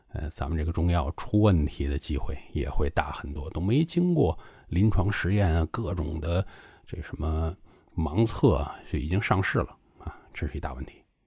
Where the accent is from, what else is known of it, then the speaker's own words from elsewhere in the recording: China; 因为我是中国人